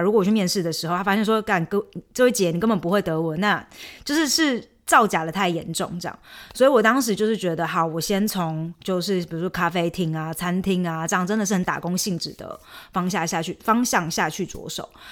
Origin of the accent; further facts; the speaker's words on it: Chiayi, Taiwan; moved away as an adult; also born or lived in Taipei; now in Germany; 我嘉义人，哎，小时候成绩还不错，然后所以有，啊，顺利地考上嘉女，然后就是嘉义女中啦